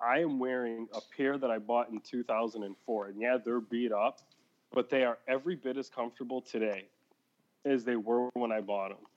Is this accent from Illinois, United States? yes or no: yes; Chicago, Illinois, United States; as a kid growing up in Chicago, in the Chicago area particularly